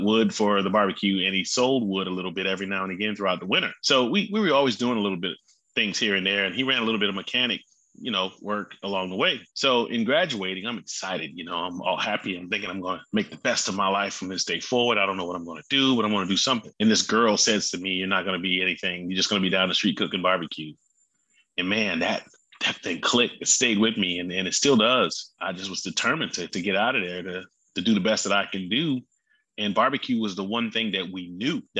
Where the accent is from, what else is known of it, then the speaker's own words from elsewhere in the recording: Hemingway, South Carolina, United States; growing up in Hemingway was something unique